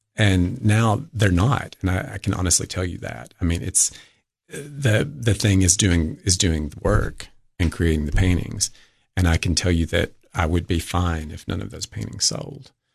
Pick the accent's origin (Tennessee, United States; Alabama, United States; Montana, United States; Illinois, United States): Tennessee, United States; Livingston; Livingston, my hometown.